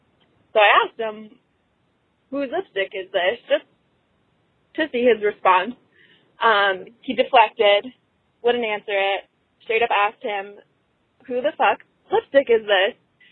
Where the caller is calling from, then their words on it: Chicago, Illinois, United States; I'm 26. I'm calling from Chicago.